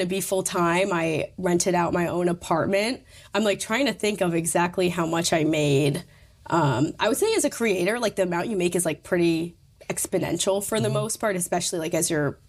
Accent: Troy, United States; moved away as an adult; now in New York, United States; it's like kind of my hometown

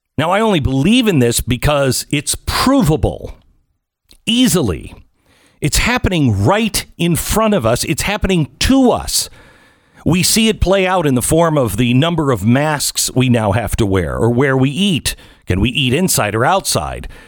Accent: Seattle, Washington, United States; moved away; I grew up in the West, I unfortunately grew up in this Seattle area

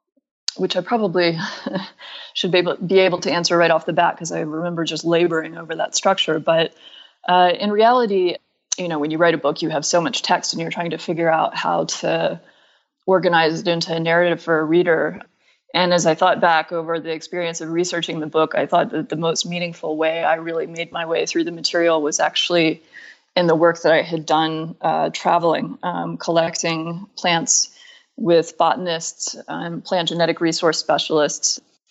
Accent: Atlanta, Georgia, United States; My grandfather was president of the Agricultural Experiment Station in Griffin, Georgia, and I grew up in Atlanta, but spending time in Griffin and in that environment

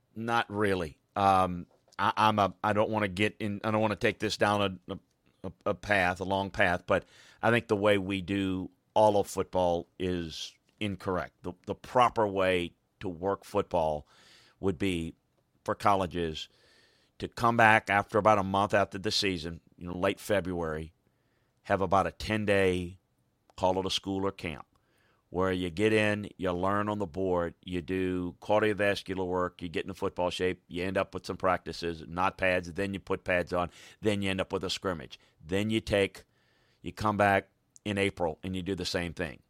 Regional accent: Deep South, United States; where I grew up in the Deep South

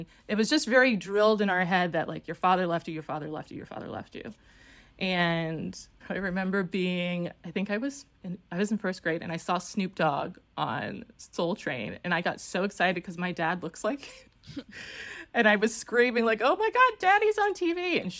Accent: New York, United States; I was born in New York. I'm one of six kids. My mother had four kids with my father, got remarried and had two more. We were all living in New York, and I was about four when my parents got divorced.

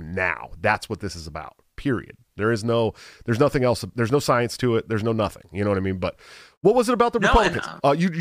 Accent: San Francisco Bay Area, California, United States; I grew up in the San Francisco Bay Area

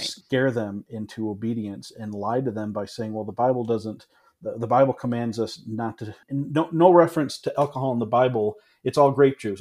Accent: Ann Arbor, Michigan, United States; also born or lived in Menomonee Falls, Wisconsin; I grew up in Ann Arbor, Michigan, went to the same exact church the entire time I grew up

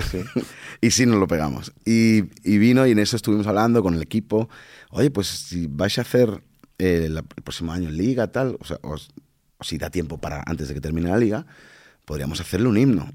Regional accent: Badalona, Catalonia, Spain; also born or lived in Dominican Republic / Barcelona; now in Madrid, Spain; la ciudad donde yo, donde yo nací

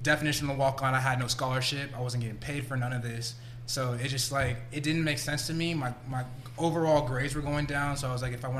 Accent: San Francisco, California, United States; moved away as an adult; also born or lived in Los Angeles; now in Austin, United States; I'm from the Bay Area, so that's like the birthplace of the hippie movement.

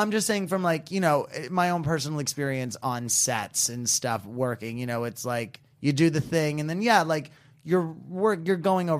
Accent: New York, United States; because I'm from New York, and when Bloomberg was the new mayor in New York City

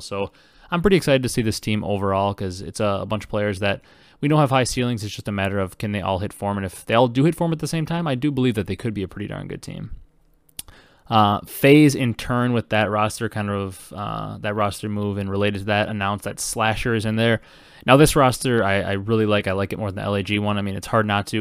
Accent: Wisconsin, United States; growing up in Wisconsin, not a Packer fan

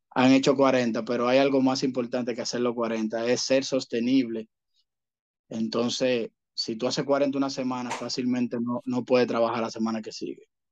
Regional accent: Dominican Republic; aquí en mi país

